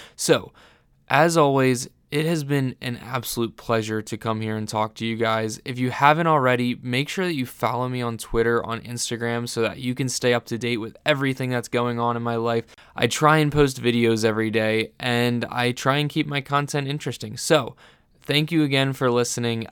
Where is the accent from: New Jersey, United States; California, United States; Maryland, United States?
New Jersey, United States; Vineland; I'm from Vineland, New Jersey